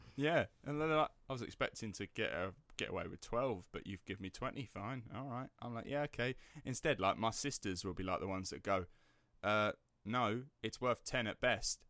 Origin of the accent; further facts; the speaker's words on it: Basildon, East of England, United Kingdom; accent: estuary; my hometown, Basildon